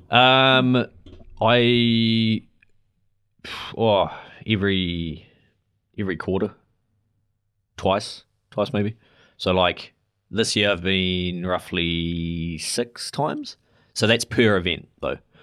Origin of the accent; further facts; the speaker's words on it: New Zealand; as a New Zealander moving over there.